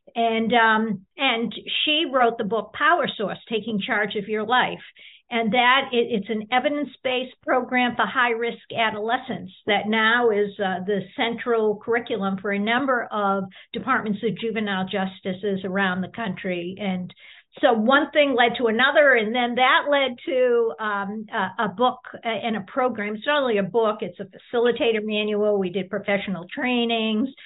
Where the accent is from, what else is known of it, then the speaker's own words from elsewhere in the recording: Boston, Massachusetts, United States; I grew up in the Boston area in a working class uh, community right outside of the Boston city limits